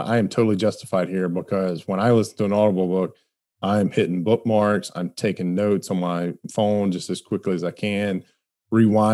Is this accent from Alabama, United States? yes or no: yes; Alabama, United States; I grew up in Alabama and we saw all sorts of redneck engineering that happened